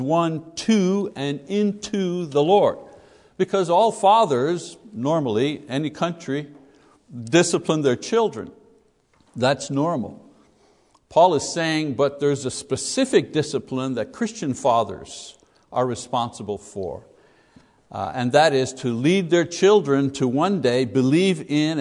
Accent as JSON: {"language": "English", "region": "Quebec", "country": "Canada", "tie": "born or raised there", "said": "when I was a kid growing up in Quebec, Roman Catholic Quebec"}